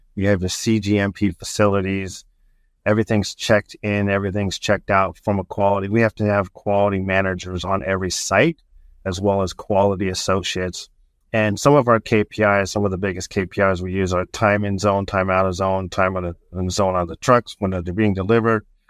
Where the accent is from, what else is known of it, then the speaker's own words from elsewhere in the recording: Southern California, United States; moved away as an adult; now in Indiana, United States; I was born and raised on the West Coast in, uh, Southern California